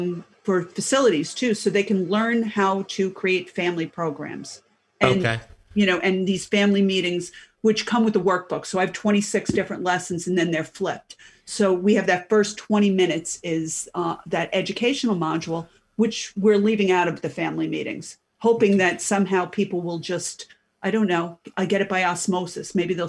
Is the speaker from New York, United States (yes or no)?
yes; New York, United States; accent: New York; Brooklyn, Queens, Long Island.